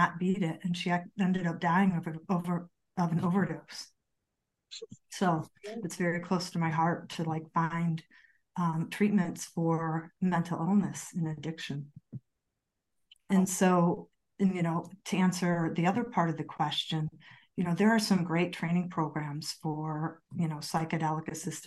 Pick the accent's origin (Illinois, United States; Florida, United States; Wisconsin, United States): Illinois, United States; Chicago; moved away as an adult; now in Colorado, United States; I'm actually from Chicago